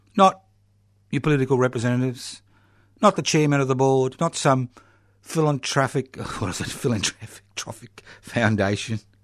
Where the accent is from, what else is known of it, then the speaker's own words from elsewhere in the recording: Brisbane, Queensland, Australia; when I was born in the Marder Hospital in Brisbane so many decades ago?